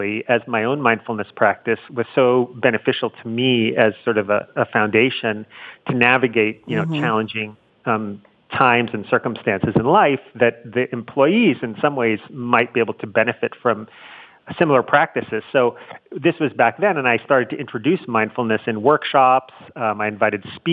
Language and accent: English; New York City, New York, United States; I grew up in Manhattan in New York City